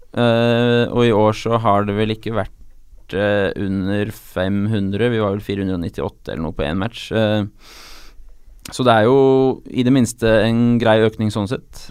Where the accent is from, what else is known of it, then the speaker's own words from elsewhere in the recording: Oslo, Norway; Jeg er fra Ullevål